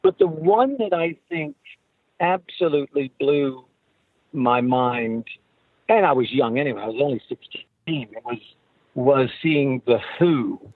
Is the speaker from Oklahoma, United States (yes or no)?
yes; Oklahoma, United States; We're, you know, we're from Oklahoma